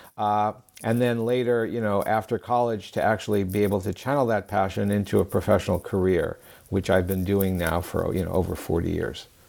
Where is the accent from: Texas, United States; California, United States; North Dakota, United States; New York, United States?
New York, United States; New York City; moved away; also born or lived in Nassau County, New York; I grew up in in Queens, New York, and Nassau County, New York